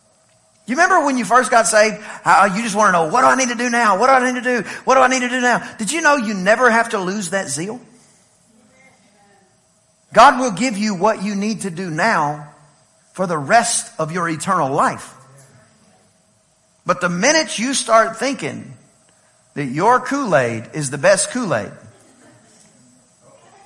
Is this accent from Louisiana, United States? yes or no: no; East Texas, United States; I am from East Texas